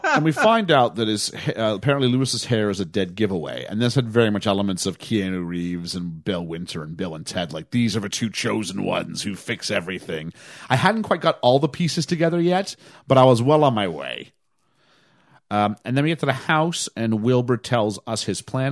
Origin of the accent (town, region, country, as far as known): Canada